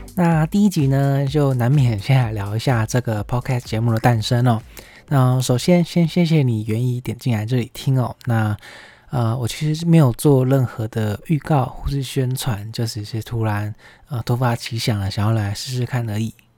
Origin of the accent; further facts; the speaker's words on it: Taichung, Taiwan; also born or lived in Taipei; 我们台中这边虽然没有捷运，大家也都是比较多是骑车